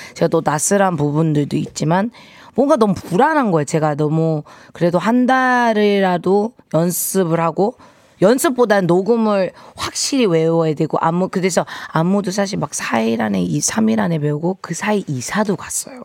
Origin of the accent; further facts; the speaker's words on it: United States; now in South Korea; 제가 이제 한국에서 물론 미국에서 태어났지만